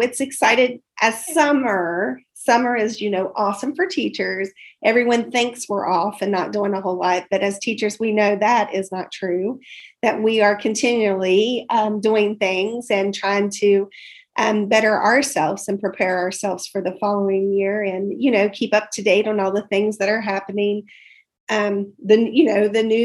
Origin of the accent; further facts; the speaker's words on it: West Virginia, United States; moved away as an adult; now in Mason County, Kentucky, United States; I was originally from West Virginia